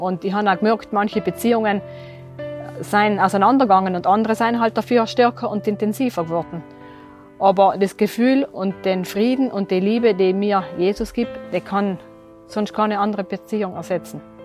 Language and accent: German; Terlan, Trentino-Alto Adige, Italy; also born or lived in Merano; Ich bin in Derlan aufgewachsen